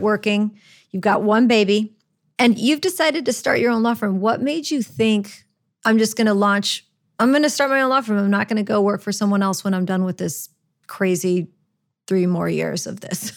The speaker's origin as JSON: {"language": "English", "town": "Orlando", "region": "Florida", "country": "United States", "tie": "born or raised there", "also_born_or_lived": "Chicago, Illinois, United States", "moved": "yes", "lives_now": "New Orleans, United States", "said": "I was raised in Orlando. I, I, was originally born in Chicago, but we moved to Orlando"}